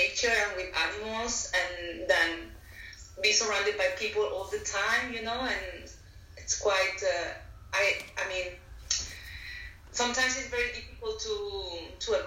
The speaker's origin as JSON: {"language": "English", "town": "Valencia", "region": "Valencian Community", "country": "Spain", "also_born_or_lived": "Barcelona, Spain / Netherlands", "second_language": "English", "moved": "as an adult", "lives_now": "Sydney, Australia", "said": "I'm from Spain, from Valencia. And at the moment, I am based in Sydney, Australia"}